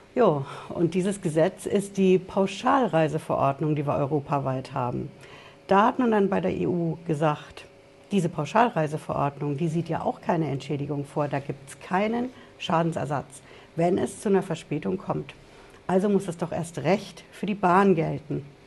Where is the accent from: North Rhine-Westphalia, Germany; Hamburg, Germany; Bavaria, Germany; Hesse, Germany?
Hesse, Germany; Frankfurt; bei uns in Frankfurt